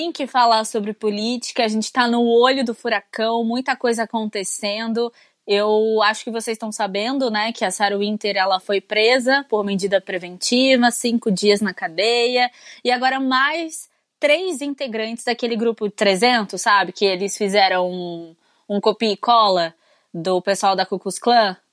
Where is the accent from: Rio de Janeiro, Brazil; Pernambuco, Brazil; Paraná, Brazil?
Rio de Janeiro, Brazil; sou carioca.